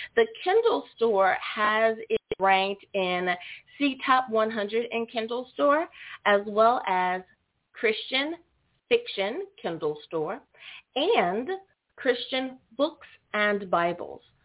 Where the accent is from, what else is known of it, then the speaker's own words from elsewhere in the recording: United States; my home country, the good old U.S.